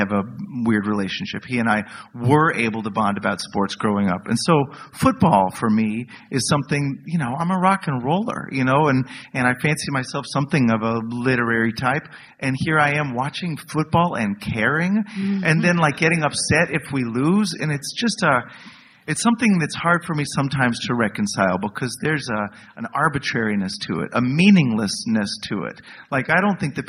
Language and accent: English; Dallas, Texas, United States; I grew up in Dallas, Texas. I'm a seventh-generation Texan.